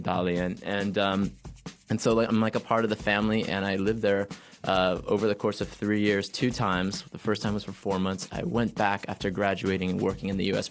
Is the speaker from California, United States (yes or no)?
yes; San Francisco, California, United States; also born or lived in Japan; now in Tokyo, Japan; I'm from San Francisco, but I work in Tokyo